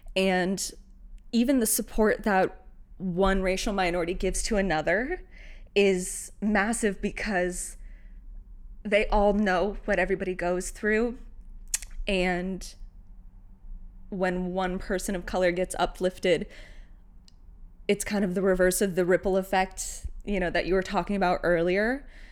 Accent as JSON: {"language": "English", "region": "Northern California", "country": "United States", "tie": "born or raised there", "said": "raised in Northern California with family members that were Mexican"}